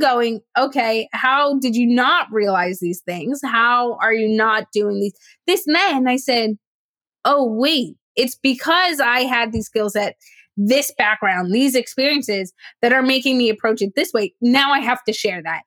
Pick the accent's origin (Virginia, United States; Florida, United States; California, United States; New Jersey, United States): New Jersey, United States; I grew up in Jersey, w- South Jersey, which is about an hour from the shoreline, Atlantic City